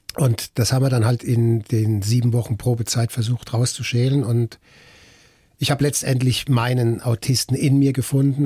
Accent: Mannheim, Baden-Württemberg, Germany; ich komme aus Mannheim

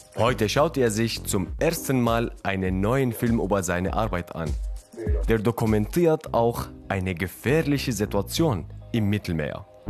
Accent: Syria; moved away as an adult; now in Germany; ich komme aus Syrien

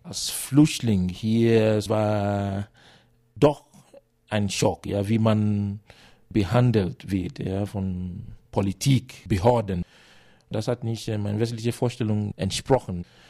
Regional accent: Nigeria; German is a second language; moved away as an adult; now in Munich, Germany; Ich komme aus Nigeria. Ich bin seit über sieben Jahren hier in München, in Bayern

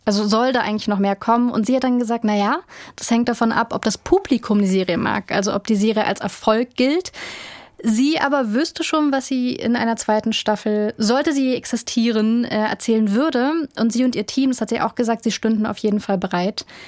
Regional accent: Berlin, Germany; ich komme ja aus Berlin

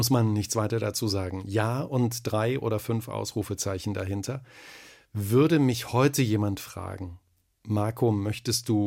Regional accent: Thuringia, Germany; accent: Thuringian; Also ich hatte einen ganz schlimmen Dialekt natürlich. Ich bin Thüringer und da sind alle, alle Vokale sind da so ganz weit hinten.

